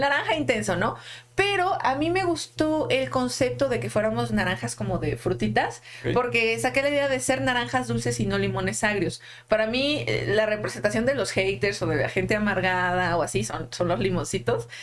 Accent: Xalapa, Veracruz, Mexico; moved away as an adult; now in Mexico City, Mexico; Yo vengo de una pequeña ciudad llamada Jalapa de Veracruz

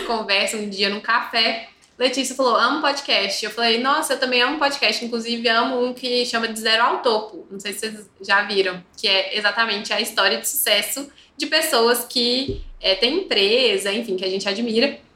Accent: Belo Horizonte, Minas Gerais, Brazil; accent: Belo Horizonte; Se, se vocês não perceberam pelo nosso sotaque, que são os de Belo Horizonte

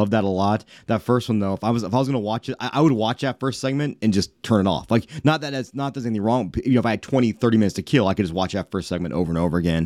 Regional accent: North Las Vegas, Nevada, United States; That's where I grew up

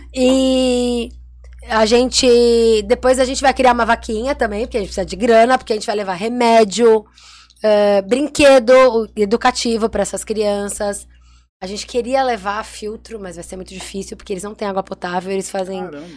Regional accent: Santos, São Paulo, Brazil; Nós nascemos como empreendedoras 013, porque nós somos de Santos

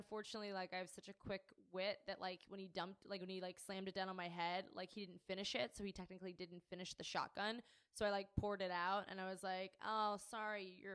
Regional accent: Pittsburgh, Pennsylvania, United States; growing up in Pittsburgh, Carnegie Mellon, Pittsburgh Playhouse, and the Conservatory Theater

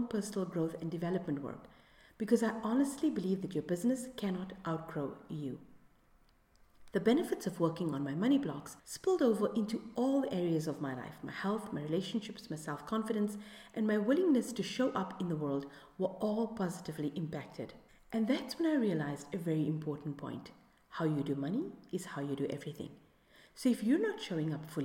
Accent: South Africa; my home country of South Africa

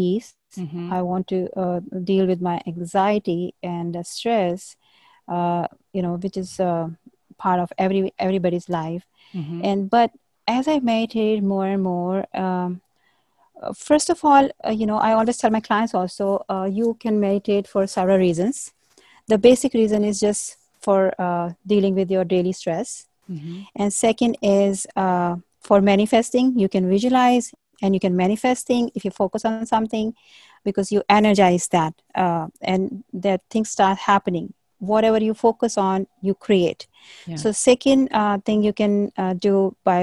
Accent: India; I was born and brought up in India

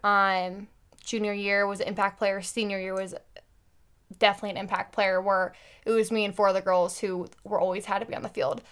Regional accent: Carmel, Indiana, United States; I grew up in Carmel, Indiana

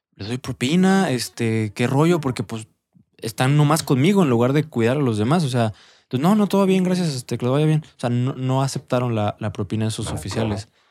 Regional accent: Mexico; como mexicanos

